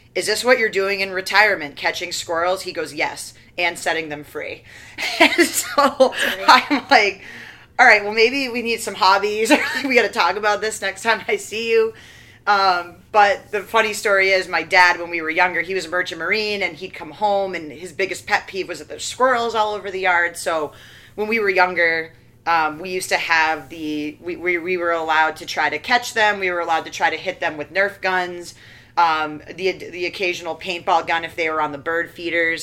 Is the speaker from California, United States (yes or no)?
no; Maine, United States; I'm from Maine